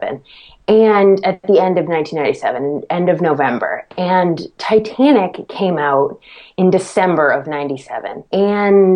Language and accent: English; Medfield, Massachusetts, United States; Medfield, Massachusetts with Martin Scorsese, where I'm from. That's like my hometown